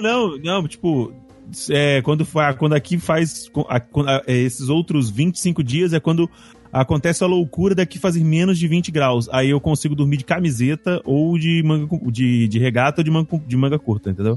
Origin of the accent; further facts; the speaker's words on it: Cachoeiro de Itapemirim, Espírito Santo, Brazil; moved away; Cachoeiro, que é onde eu nasci